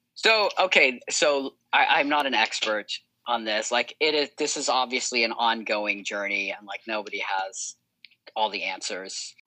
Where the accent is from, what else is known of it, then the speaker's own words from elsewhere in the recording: United States; I grew up in America